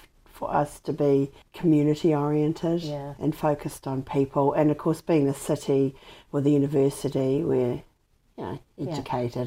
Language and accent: English; Dunedin, Otago, New Zealand; also born or lived in Wellington / England; I was born in Dunedin, yes, on the 1st of February 1966. I was born at Red Roofs, in Roslyn